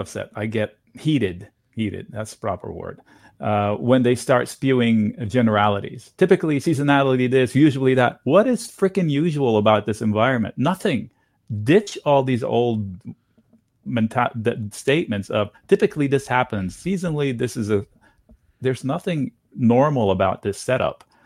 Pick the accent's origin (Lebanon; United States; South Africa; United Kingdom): Lebanon; Beirut, Beirut Governorate; moved away; I grew up in East Beirut